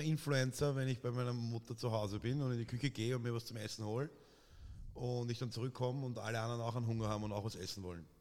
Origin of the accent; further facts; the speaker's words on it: Vienna, Austria; als echter Wiener